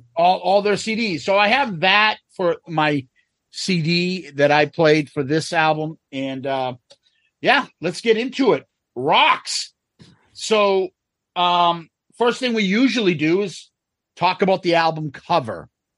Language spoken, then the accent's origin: English; Massachusetts, United States; Like like I said, we grew up in Mass.